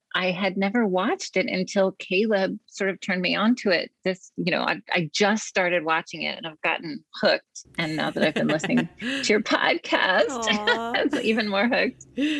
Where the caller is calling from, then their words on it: Maplewood, New Jersey, United States; I am joining you from my home in Maplewood, New Jersey, which is just outside of New York City.